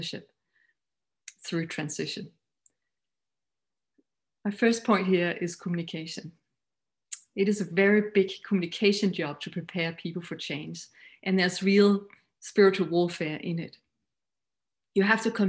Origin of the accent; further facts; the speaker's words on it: Denmark; English is a second language; You might find my accent a little funny, but I am Danish